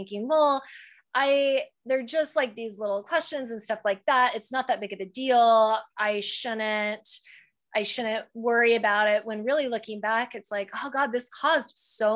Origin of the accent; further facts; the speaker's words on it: Texas, United States; we're from the South, like from Texas